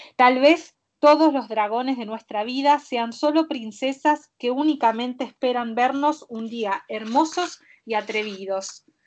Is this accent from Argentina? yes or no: yes; Argentina